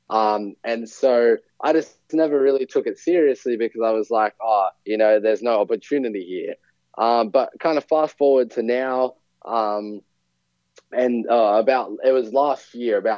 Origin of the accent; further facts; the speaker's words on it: Sydney, New South Wales, Australia; also born or lived in Fiji / New Zealand / New York; I'm from Sydney, Australia. I was born and pretty much raised here